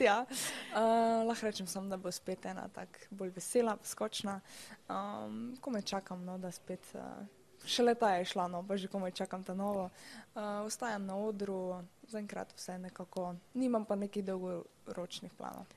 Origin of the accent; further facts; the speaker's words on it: Styria, Slovenia; prihajam iz Slovenije, da sem Štajerka.